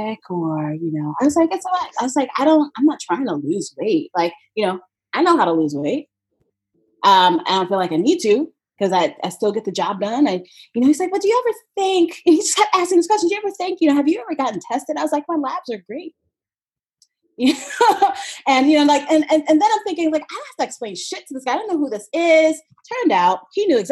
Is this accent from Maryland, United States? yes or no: no; New York City, New York, United States; my hometown marathon